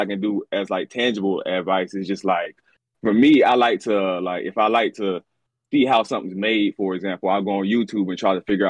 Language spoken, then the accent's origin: English; Jacksonville, Florida, United States; now in Orlando, United States; I'm originally from Jacksonville